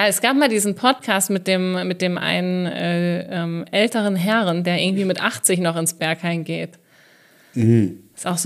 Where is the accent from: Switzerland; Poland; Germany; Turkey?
Germany; Hesse; now in Berlin, Germany; ich merke schon, seitdem ich in Berlin wohne, mein Dialekt, also ich komme ja aus Südhessen, ist noch weniger geworden.